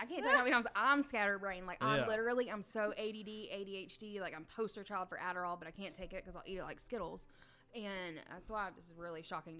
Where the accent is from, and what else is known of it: Warner Robins, Georgia, United States; born or raised there